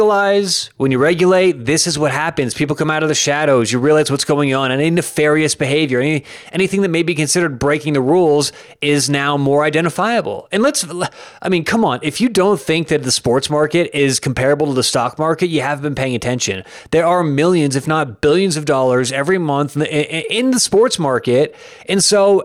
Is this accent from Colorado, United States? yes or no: yes; Denver, Colorado, United States; I'm from Denver, Colorado